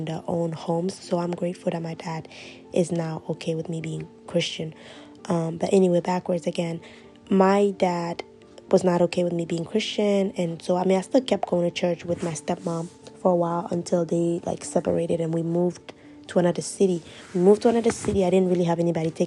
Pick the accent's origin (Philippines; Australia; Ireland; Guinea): Guinea; also born or lived in Ivory Coast; now in Maryland, United States; I am from Guinea, West Africa. I was born in Ivory Coast, but I grew up in Guinea. I live in Maryland now, in the United States.